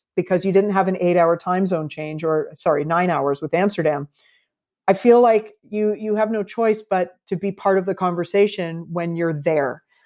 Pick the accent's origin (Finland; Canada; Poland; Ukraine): Canada; also born or lived in Toronto / Vancouver; our values as Canadians